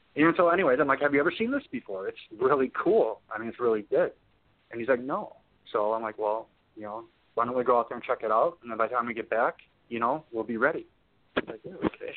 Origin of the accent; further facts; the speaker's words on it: Wisconsin, United States; I'm from Wisconsin. You know, raised in Wisconsin